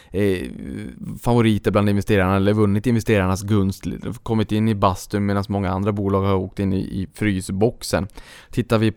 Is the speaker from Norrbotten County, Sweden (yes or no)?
yes; Boden, Norrbotten County, Sweden; när jag var uppe in, eh, hemma i Boden